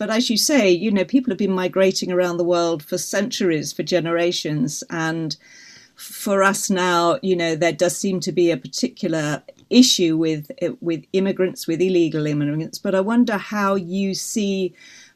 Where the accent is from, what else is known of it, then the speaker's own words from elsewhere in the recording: London, United Kingdom; I was born in the City of London, actually. I'm a Londoner.